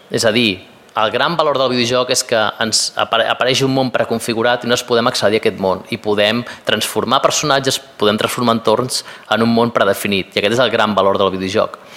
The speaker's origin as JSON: {"language": "Catalan", "town": "Madrid", "region": "Community of Madrid", "country": "Spain", "said": "Jo, estic, us dic, jo vinc de Madrid i nosaltres el famós triangle friki no el tenim"}